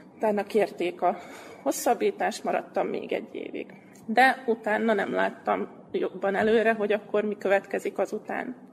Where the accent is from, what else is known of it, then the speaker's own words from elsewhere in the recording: Vojvodina, Serbia; also born or lived in Pápa, Hungary; mivel innen származom, igazából ebben a térségben